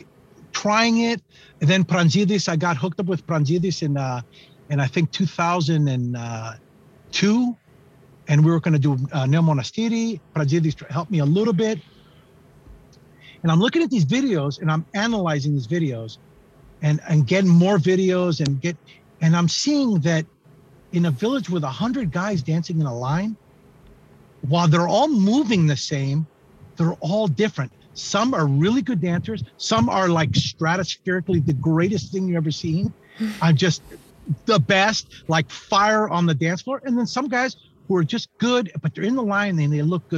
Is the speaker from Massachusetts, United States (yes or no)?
no; San Francisco, California, United States; I'm a painter from San Francisco